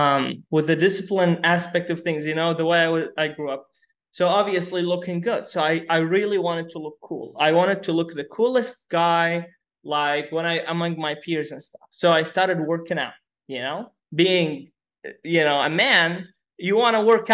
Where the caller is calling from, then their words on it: Dubai, United Arab Emirates; We are talking from Dubai.